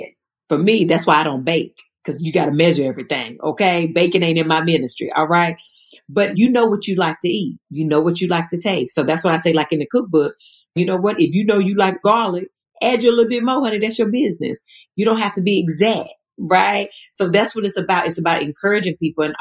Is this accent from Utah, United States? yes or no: no; Stoneville, North Carolina, United States; now in Los Angeles, United States; I grew up in a town called Stoneville.